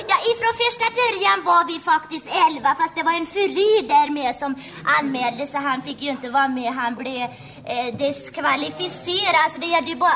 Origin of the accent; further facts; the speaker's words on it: Västra Götaland, Sweden; born there; Det är nämligen så att jag hade en väldigt svår dialekt att arbeta bort. Ja, det är nämligen så att jag är född i Västergötland